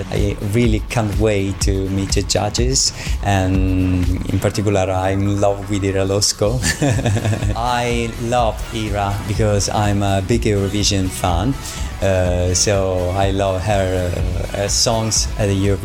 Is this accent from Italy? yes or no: yes; Naples, Campania, Italy; I come from Naples in south of Italy.